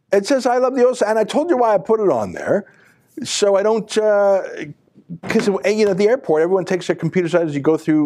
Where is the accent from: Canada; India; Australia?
Canada; I'm a Canadian first and only. I only have one passport. Canada's my home